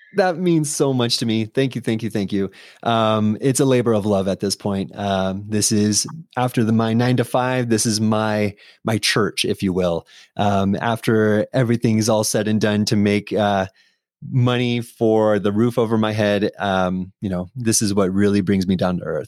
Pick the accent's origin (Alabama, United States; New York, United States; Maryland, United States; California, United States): California, United States; San Diego; I'm from San Diego